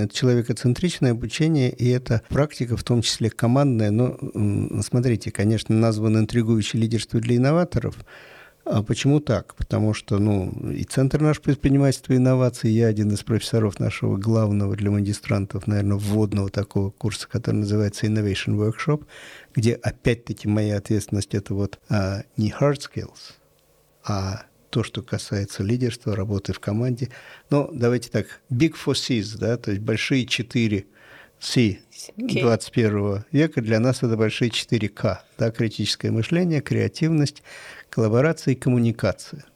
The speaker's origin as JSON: {"language": "Russian", "region": "Saint Petersburg", "country": "Russia", "tie": "born or raised there", "said": "я родился и вырос в Питере, это мой любимый город"}